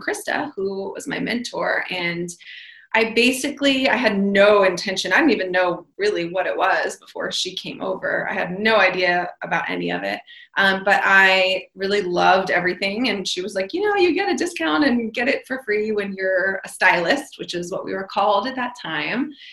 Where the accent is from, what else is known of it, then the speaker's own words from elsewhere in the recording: New York, United States; I am from New York